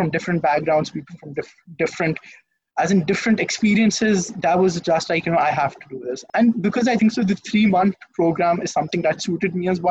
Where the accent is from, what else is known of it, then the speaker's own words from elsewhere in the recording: Lahore, Punjab, Pakistan; I'm from Lahore, Pakistan. I've spent my entire life in Lahore. I've been brought up in Lahore.